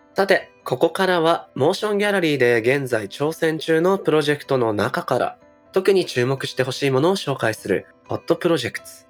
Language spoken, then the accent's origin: Japanese; Nagoya, Aichi, Japan; moved away; 地方、名古屋